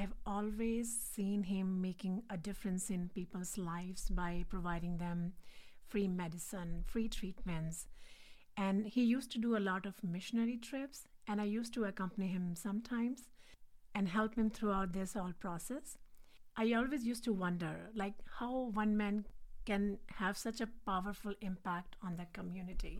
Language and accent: English; India; English is a second language; moved away as an adult; now in Richmond, United States; So, I'm originally from India. I was born and brought up there.